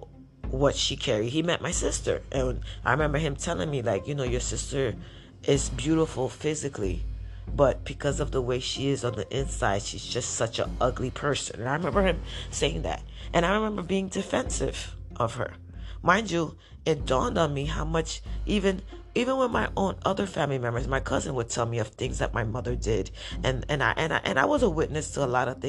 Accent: New York City, New York, United States; I grew up in Washington Heights

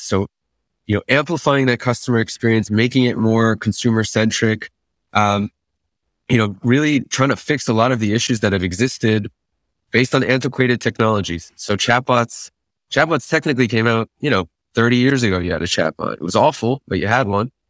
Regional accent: Great Neck, New York, United States; moved away as an adult; also born or lived in Israel; I grew up in Great Neck, New York

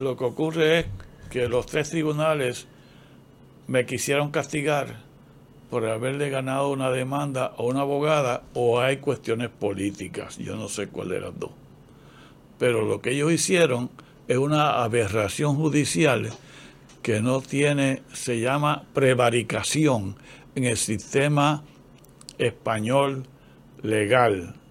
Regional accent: Ponce, Puerto Rico; yo nací en una bajeada en Ponce, bajeada Clausel, una familia pobrecita

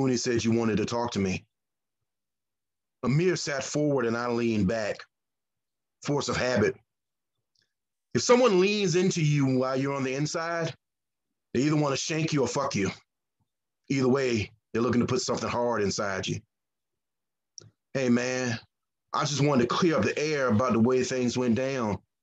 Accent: the South, United States; I have a saying where I grew up. I'm from the South

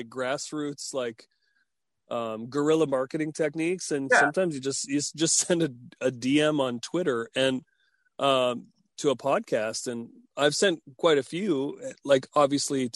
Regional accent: Little Current, Ontario, Canada; I grew up in Northern Ontario on Manitoulin Island, Little Current.

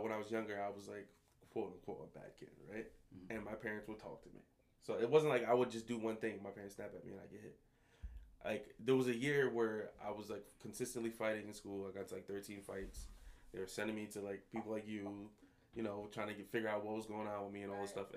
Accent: Paterson, New Jersey, United States; also born or lived in Montclair, New Jersey / Jamaica (ancestry); When I was younger, I grew up in Patterson

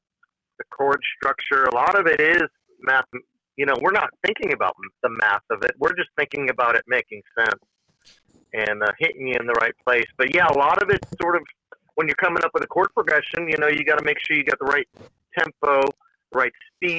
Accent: Portland, Connecticut, United States; now in Nashville, United States; I'm a nutmegger. Totally. Yep, proud to be. I'd loved growing up in Portland.

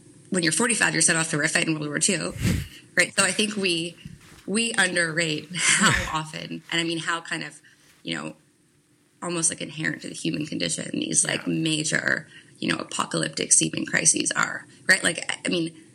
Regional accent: Montreal, Quebec, Canada; moved away as an adult; also born or lived in New York / London / Hong Kong; I grew up in Canada, in Montreal

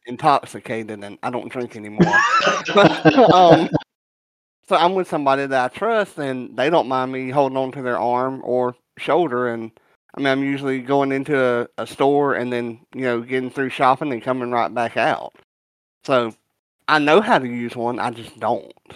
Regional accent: the South, United States; I'm from the South

